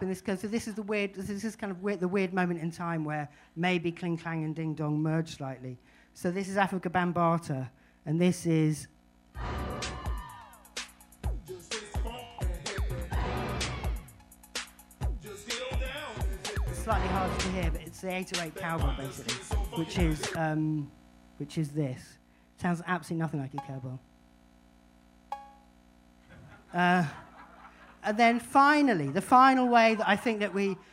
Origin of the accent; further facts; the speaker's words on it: Brighton, South East England, United Kingdom; we're not mountain people, we're from Brighton